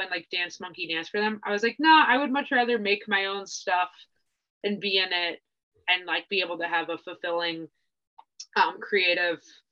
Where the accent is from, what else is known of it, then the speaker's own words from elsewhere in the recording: Northwest Indiana, United States; moved away as an adult; now in Chicago, United States; I grew up in Northwest Indiana